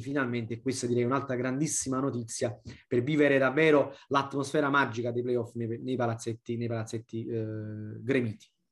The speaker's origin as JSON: {"language": "Italian", "town": "Naples", "region": "Campania", "country": "Italy", "said": "da napoletano"}